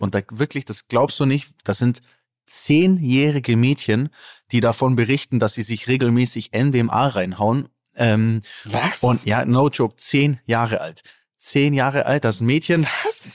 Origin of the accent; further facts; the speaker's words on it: Allgäu, Bavaria, Germany; accent: Allgäuer Bauerndialekt; da kommt immer mein Allgäuer Bauerndialekt raus, zumindest, ne? also da, wo ich herkomme